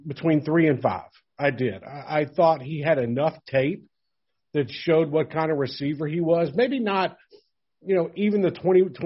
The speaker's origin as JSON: {"language": "English", "town": "Mobile", "region": "Alabama", "country": "United States", "tie": "born or raised there", "said": "my hometown of Mobile, Alabama."}